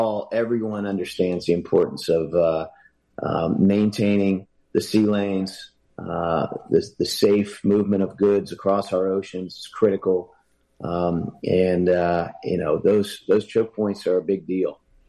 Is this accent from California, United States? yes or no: no; Hampton Roads, Virginia, United States; My hometown, Hampton Roads.